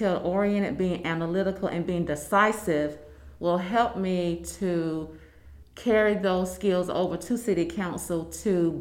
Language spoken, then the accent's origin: English; North Augusta, South Carolina, United States; moved away as an adult; also born or lived in Atlanta, Georgia; I am a native of North Augusta.